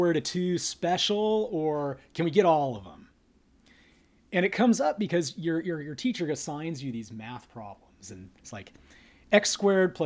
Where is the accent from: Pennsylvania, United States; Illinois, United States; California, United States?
California, United States; Northern; moved away as an adult; also born or lived in Los Angeles; now in San Diego, United States; I grew up in Northern California